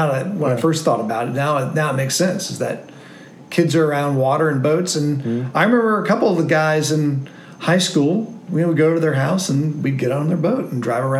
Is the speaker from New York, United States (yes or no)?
no; Annapolis, Maryland, United States; I grew up in Annapolis, Maryland